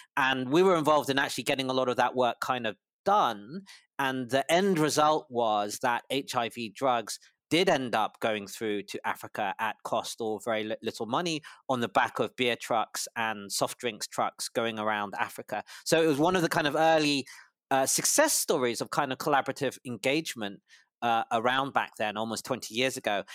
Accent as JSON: {"language": "English", "region": "London", "country": "United Kingdom", "tie": "born or raised there", "also_born_or_lived": "Cambridge / Harvard", "said": "I was born in London, U K, to a, a Malaysian father and a Singaporean mother, and I did all of my schooling or high schooling in London"}